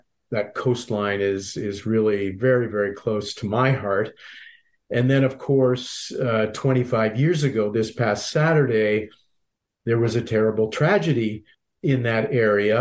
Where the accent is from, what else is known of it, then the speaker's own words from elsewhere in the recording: Halifax, Nova Scotia, Canada; moved away; I was born and raised in Halifax